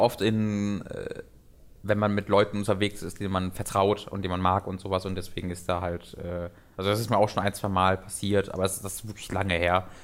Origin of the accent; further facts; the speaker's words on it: Tönisberg, North Rhine-Westphalia, Germany; Tönisberg, wo ich herkomme